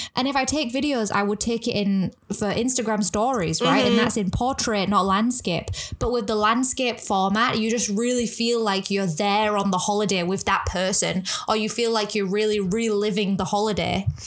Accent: England, United Kingdom; now in Hong Kong; I'm from England

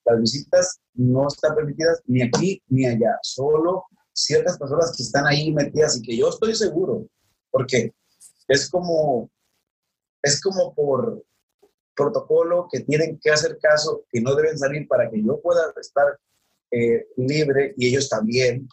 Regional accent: Sinaloa, Mexico; bichi, como dijimos aquí en Sinaloa

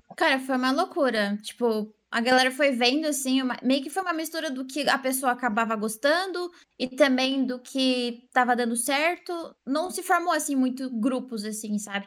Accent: Santa Catarina, Brazil; eu sou de Santa Catarina

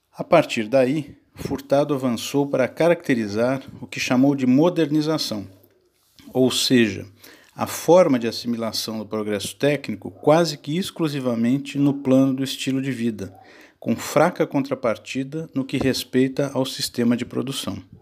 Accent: São Paulo, Brazil; nasci em São Paulo no ano de 1977

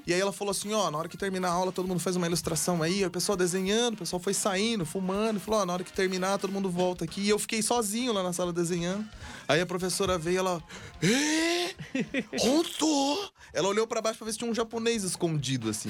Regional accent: Brazil; Eu sou do Brasil

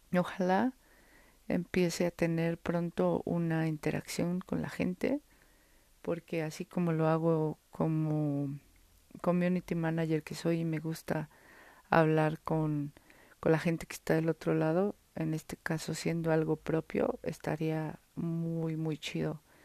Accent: Mexico City, Mexico; aquí en la Ciudad de México, donde yo estoy, donde yo vivo, donde yo nací

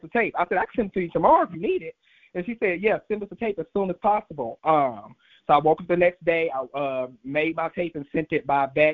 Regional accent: St. Louis, Missouri, United States; moved away as an adult; also born or lived in Atlanta, Georgia; now in Los Angeles, United States; I'm actually born and raised in St. Louis, Missouri

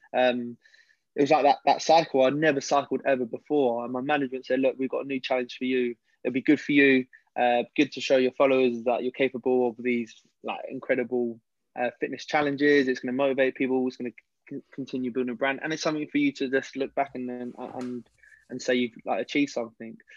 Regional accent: London, United Kingdom; I originally, I come from West London.

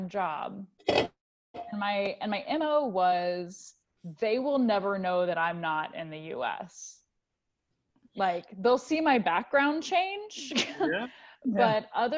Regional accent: United States; moved away as an adult; the United States, which is where I'm from

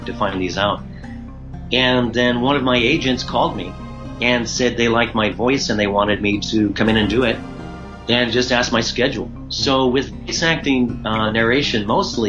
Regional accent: Santa Cruz, California, United States; moved away as an adult; also born or lived in Santa Barbara, California; now in Japan; I'm from California originally. I'm from Santa Cruz, and then went to University of Santa Barbara, so mostly Central Coast

